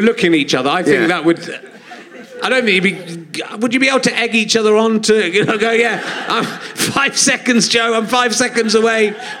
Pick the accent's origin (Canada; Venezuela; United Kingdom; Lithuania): United Kingdom; Yorkshire and the Humber; born or raised there